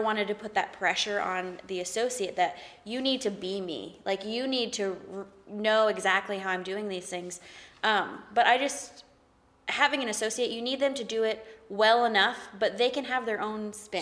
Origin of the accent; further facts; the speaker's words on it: the South, United States; I'm from the South.